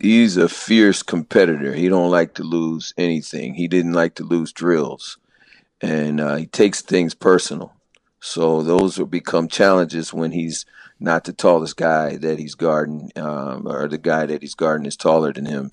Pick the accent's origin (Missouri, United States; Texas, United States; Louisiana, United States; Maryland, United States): Maryland, United States; moved away as an adult; also born or lived in Phoenix, Arizona; I'm originally from Maryland, so I'm a transplant out here.